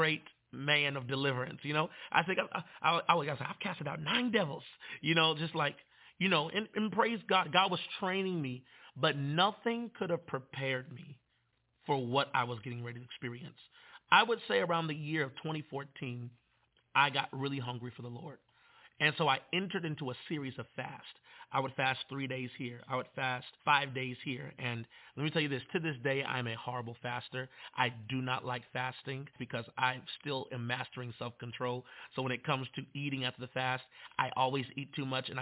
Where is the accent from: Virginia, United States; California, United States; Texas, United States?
Virginia, United States; Manassas; I'm from Manassas